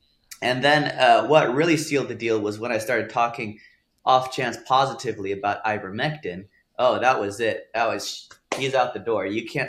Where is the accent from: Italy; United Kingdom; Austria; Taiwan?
Italy; also born or lived in Texas, United States / Germany; I was born in Texas. And then I was raised in Europe, Italy and Germany for 8 years.